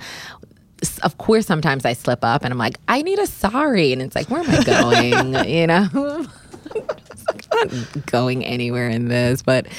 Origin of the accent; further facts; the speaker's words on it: Bermuda; I am from Bermuda, and so summer dressing is just where I thrive.